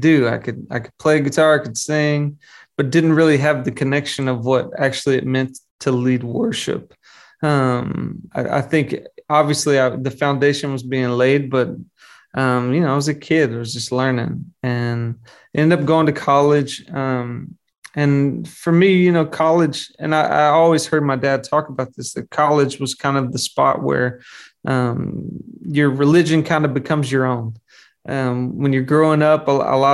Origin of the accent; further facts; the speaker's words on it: Arkansas, United States; I grew up in Arkansas, which is the middle of the country